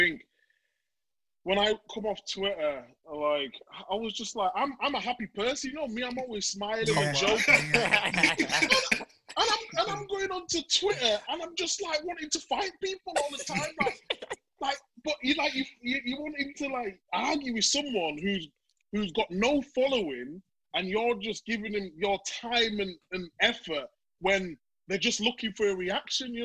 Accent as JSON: {"language": "English", "town": "Leeds", "region": "Yorkshire and the Humber", "country": "United Kingdom", "said": "I'm from Leeds, from Chapeltown"}